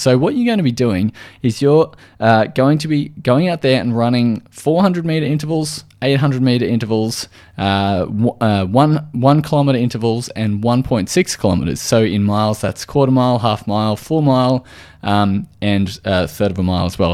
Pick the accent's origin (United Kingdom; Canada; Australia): Australia